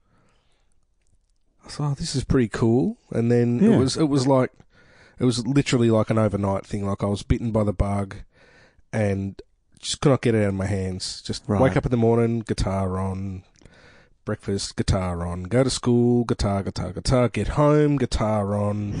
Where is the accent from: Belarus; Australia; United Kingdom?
Australia; Melbourne, Victoria; I've grown up around the northeast for most of my life. I lived in West Heidelberg when I was a little kid for a while, and then through Watsonia North